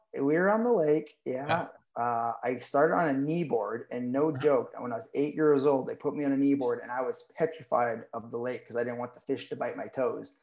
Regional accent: Berlin, New Hampshire, United States; also born or lived in Nashua, New Hampshire; my parents moved north to Berlin, New Hampshire, which is like 60 miles south of the Canadian border.

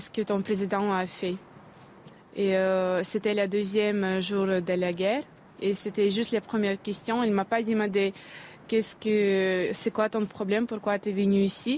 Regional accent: Russia; now in Paris, France; je suis russe

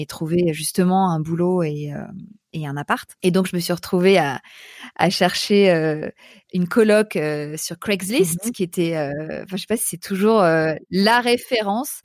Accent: Paris, Île-de-France, France; also born or lived in New York; je suis parisienne

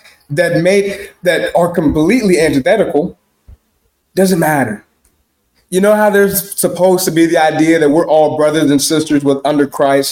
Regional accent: Chicago, Illinois, United States; I am a nigger from Chicago

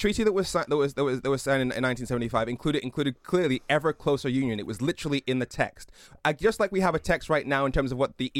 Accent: Darlington, North East England, United Kingdom; personally, I was born in Darlington, so I identify very strongly with the North East.

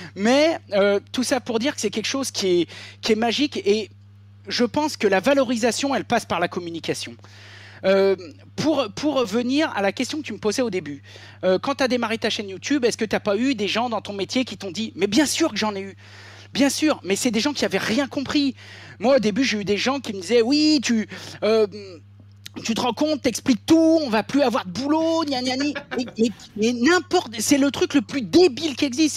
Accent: Beaujolais, Auvergne-Rhône-Alpes, France; also born or lived in Ain; j'ai grandi dans le Beaujolais au milieu des vignes

